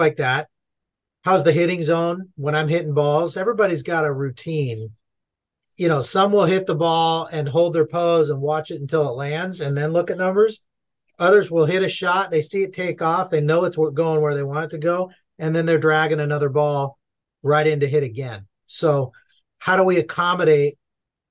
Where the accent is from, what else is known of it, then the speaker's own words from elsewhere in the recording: Southern California, United States; I'm born and raised in Southern California